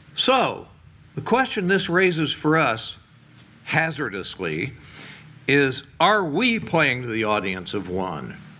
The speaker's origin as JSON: {"language": "English", "country": "United States", "said": "showing up there as an American"}